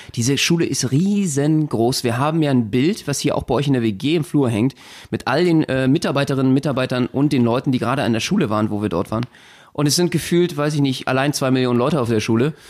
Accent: Germany; bei uns in Deutschland

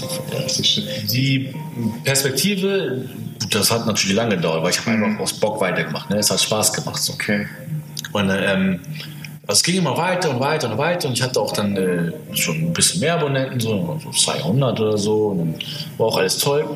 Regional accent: Hamburg, Germany; da, wo ich herkomme, ist jetzt so, ja, ist jetzt nicht so Ghetto oder so, mhm. aber nicht die beste Gegend

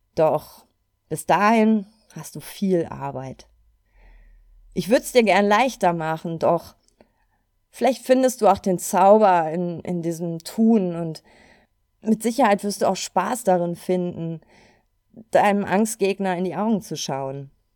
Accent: Cologne, North Rhine-Westphalia, Germany; ich komme aus Köln

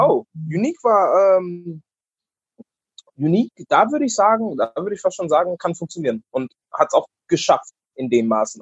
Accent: Stuttgart, Baden-Württemberg, Germany; also born or lived in North Carolina, United States; now in Berlin, Germany; ich bin ja in Stuttgart groß geworden

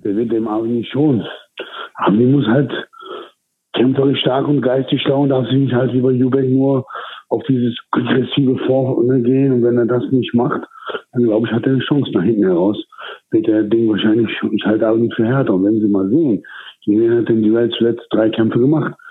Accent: Duisburg, North Rhine-Westphalia, Germany; now in Turkey; wo ich groß geworden bin, aus Duisburg-Marxloh

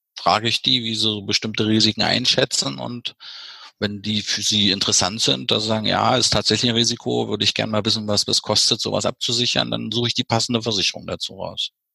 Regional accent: East Germany, Germany; bei uns im Osten

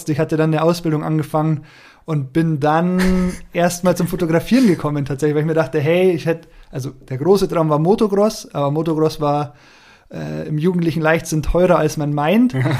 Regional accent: Bayreuth, Bavaria, Germany; born there; now in Aschau, Germany; Jahre alt, wohne in Aschau, wie der Jasper eben auch. Ähm, Gebürte komme ich aus Bayreuth, aus Oberfranken und dann hat mich so mein beruflicher Werdegang damals in Richtung Alpen verschlagen, dann recht spontan auch nach Aschau.

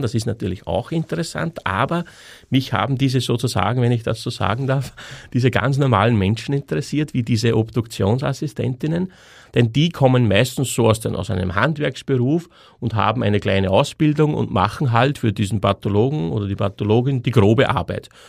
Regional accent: Austria; moved away as an adult; bin dann aus meinem, aus meiner Heimatstadt ausgewandert in ein anderes Bundesland in Österreich

